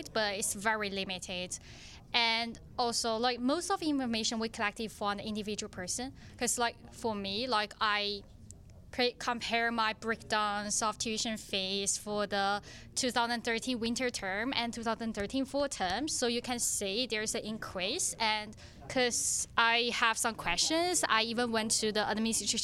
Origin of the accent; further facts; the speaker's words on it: China; English is a second language; now in Edmonton, Canada; I'm from China